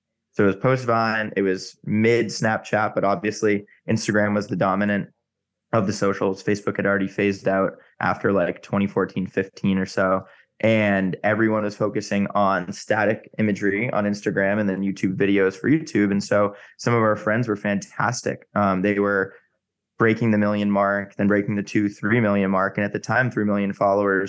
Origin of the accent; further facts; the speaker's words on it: Massachusetts, United States; moved away as an adult; also born or lived in New York / Chicago / Los Angeles; I grew up in Massachusetts, spent a lot of time in New York, went to school in Chicago